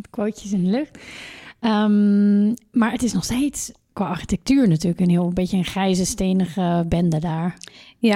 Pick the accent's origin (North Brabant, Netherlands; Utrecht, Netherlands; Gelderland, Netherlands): North Brabant, Netherlands; Als Brabander